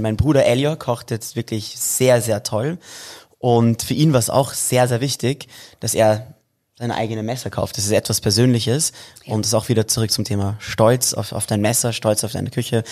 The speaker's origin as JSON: {"language": "German", "region": "Vienna", "country": "Austria", "tie": "born or raised there", "said": "wir sind in Wien geboren und groß geworden. Also Wien ist, ist schon mein Zuhause"}